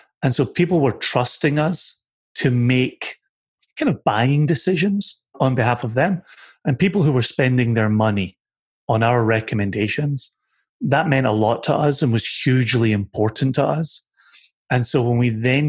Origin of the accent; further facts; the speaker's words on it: Scotland, United Kingdom; moved away; We're Scottish.